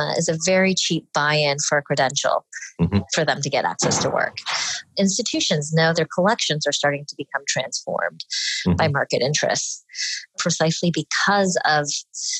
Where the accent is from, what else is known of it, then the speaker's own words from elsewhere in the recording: Dallas, Texas, United States; I was born and raised in Dallas, Texas